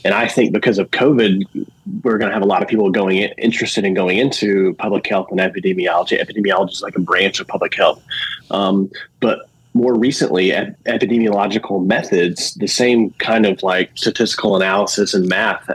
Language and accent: English; Alabama, United States; moved away as an adult; also born or lived in Louisiana / Indiana / Georgia; I'm from Alabama. I've lived in Louisiana, Indiana, and Georgia, but I'm now back in Alabama, living across the bay from Mobile